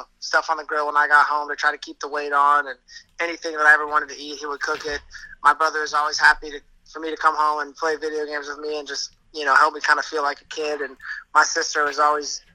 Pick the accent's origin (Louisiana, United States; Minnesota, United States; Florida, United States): Florida, United States; Tampa; moved away as an adult; now in New York, United States; My hometown is Tampa, Florida